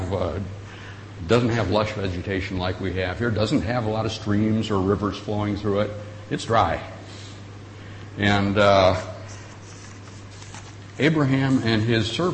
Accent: Michigan, United States; moved away as an adult; also born or lived in Colorado; I grew up in Michigan

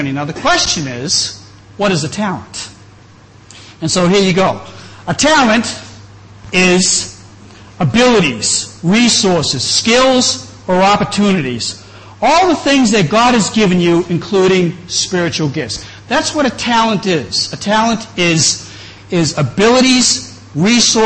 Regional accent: New England, just outside of Boston, Massachusetts, United States; moved away; also born or lived in Chiang Mai; I grew up in New England, just outside of Boston

